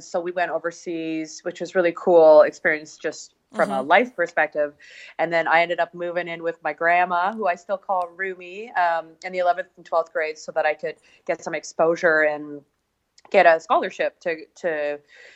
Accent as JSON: {"language": "English", "town": "Edmonton", "region": "Alberta", "country": "Canada", "tie": "born or raised there", "said": "So, I am Canadian, obviously. I was born in Edmonton, or just a small place outside of Edmonton."}